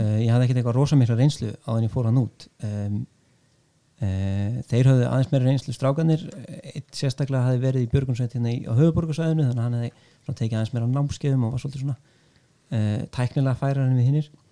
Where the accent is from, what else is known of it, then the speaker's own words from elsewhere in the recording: Vestmannaeyjar, Southern Region, Iceland; Ég er fættur uppalinn í Vespunni